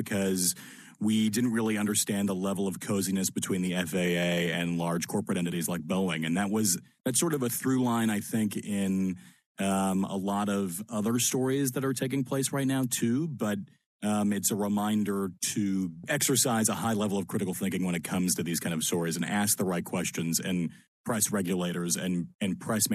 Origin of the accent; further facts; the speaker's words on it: Annapolis, Maryland, United States; moved away as an adult; also born or lived in Lancaster, Pennsylvania; I grew up in Annapolis, in between the D.C. and Baltimore beltways